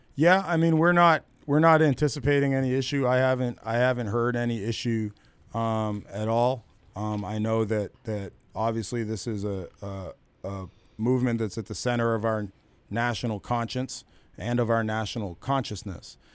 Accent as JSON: {"language": "English", "country": "United States", "said": "as an American"}